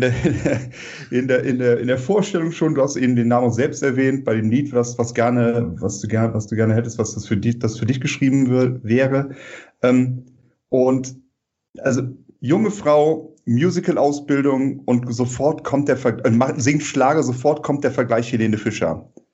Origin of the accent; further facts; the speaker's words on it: Rhineland, Germany; als Rheinländer